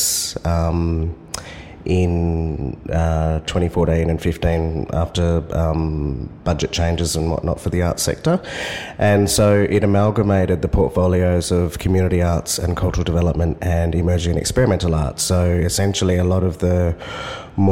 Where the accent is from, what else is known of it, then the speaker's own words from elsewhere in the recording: Perth, Western Australia, Australia; moved away as an adult; now in Sydney, Australia; Born and raised on Whadjuk Noongar Boodja, which is now known as Perth